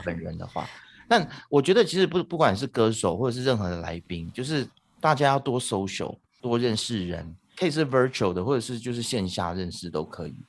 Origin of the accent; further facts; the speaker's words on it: Taitung, Taitung County, Taiwan; now in Malaysia; 我小时候在台东长大的嘛